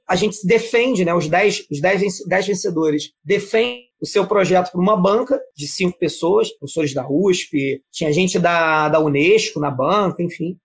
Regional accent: Niterói, Rio de Janeiro, Brazil; eu sou nascido e criado no Morro do Marítimo, em Niterói

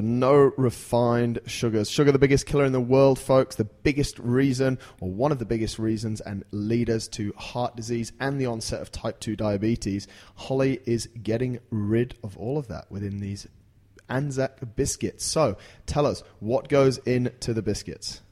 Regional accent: England, United Kingdom; I'm from England

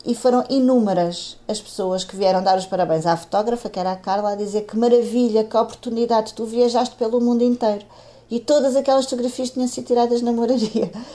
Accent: Portimão, Algarve, Portugal; moved away as an adult; now in Lisbon, Portugal; Eu vivo em Lisboa, mas eu sou algarvia, nasci em Portimão e vim para Lisboa estudar

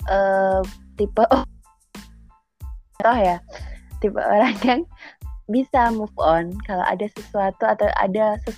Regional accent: Tuban, East Java, Indonesia; Tuban Jawa Timur

